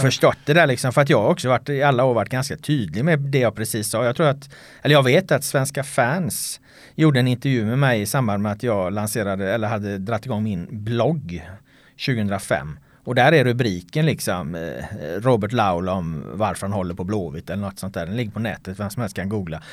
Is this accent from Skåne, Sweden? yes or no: no; Jonsered, Västra Götaland, Sweden; moved away as an adult; also born or lived in Ljungskile / United States; now in Stockholm, Sweden; Jonsered då som är den, den lilla by där jag växte upp